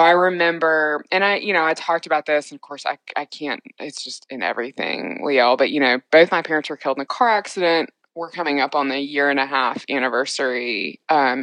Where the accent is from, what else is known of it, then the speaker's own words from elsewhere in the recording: the South, United States; I'm clearly very Southern